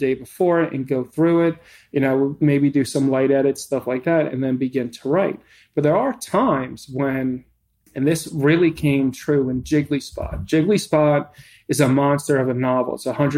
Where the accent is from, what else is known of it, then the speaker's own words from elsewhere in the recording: New York, United States; I'm a New Yorker